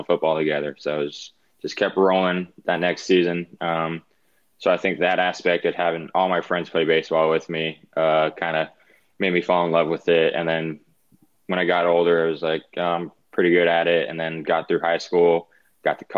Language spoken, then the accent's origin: English; Oregon, United States; also born or lived in Arizona; now in Baltimore, United States; I grew up in Oregon and then moved to Arizona